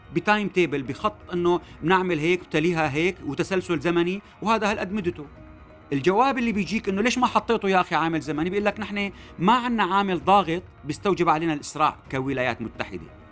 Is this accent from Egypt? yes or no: no; Syria; نحن كسوريين